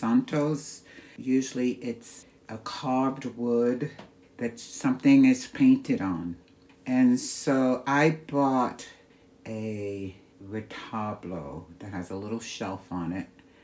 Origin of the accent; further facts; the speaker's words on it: New York, United States; also born or lived in Kansas; now in Santa Fe, United States; I'm originally from New York